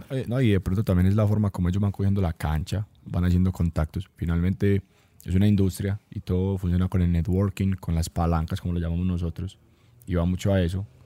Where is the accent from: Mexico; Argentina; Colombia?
Colombia; Antioquia; Como antioqueños, no lo teníamos tan, tan top